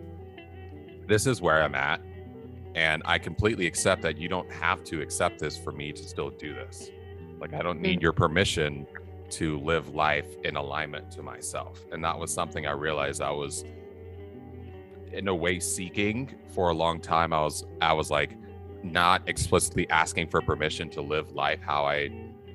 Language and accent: English; United States; we're both from the United States, within American culture